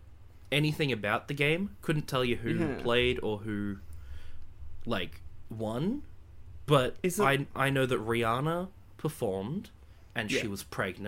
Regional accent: Australia; we're Australian

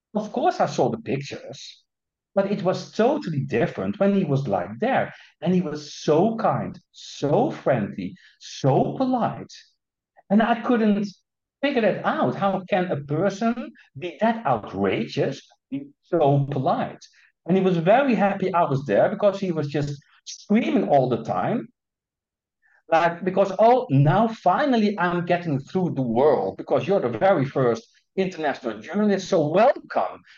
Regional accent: Netherlands; I'm Dutch, yeah? So I come and still am from the Netherlands

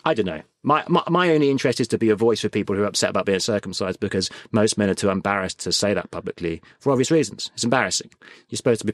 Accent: United Kingdom; I think the great thing about being British is we are really inclusive

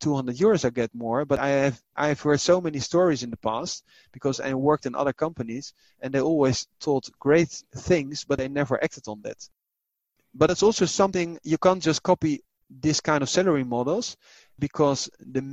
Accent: Netherlands; I was raised in the Netherlands

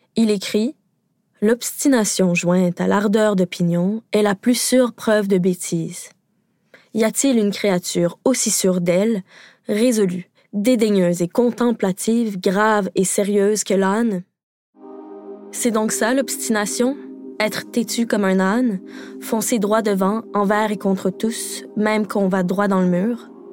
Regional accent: Quebec, Canada; Au Québec, parce que oui, je suis québécoise

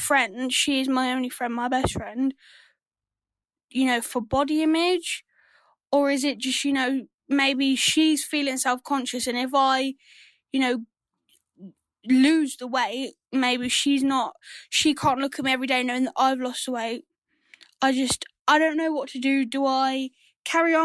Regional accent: England, United Kingdom; I'm from England

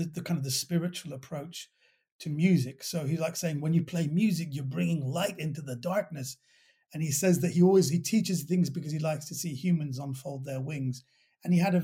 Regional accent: London, United Kingdom; accent: well-brought-up West Londoner; I was raised in Kensington

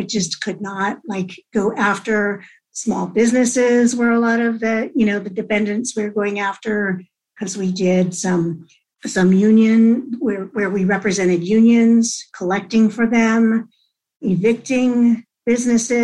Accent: Whittier, California, United States; also born or lived in Hawaii; I grew up in this beautiful town of Whittier. I was raised here, went all up through high school here

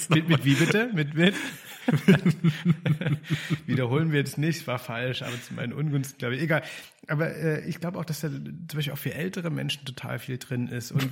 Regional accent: East Germany, Germany; ich mich als Ostdeutscher

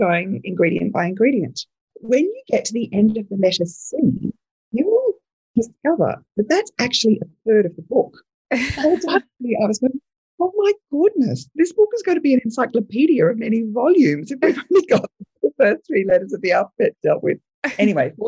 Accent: Adelaide, South Australia, Australia; I was born in Adelaide in South Australia, and I, from a very young age, was obsessed with baking, cooking

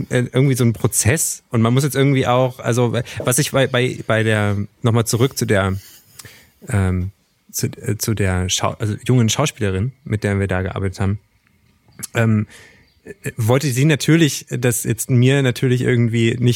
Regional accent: East Germany, Germany; wir kommen ja beide aus dem Osten oder sind beide im Osten sozialisiert worden

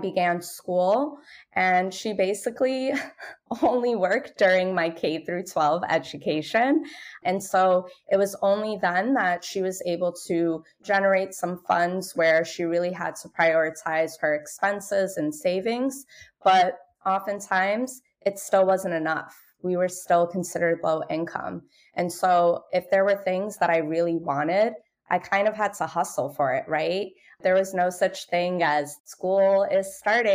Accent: New York City, New York, United States; I'm born and raised in Brooklyn, New York. I'm the daughter of low-income Moroccan immigrants.

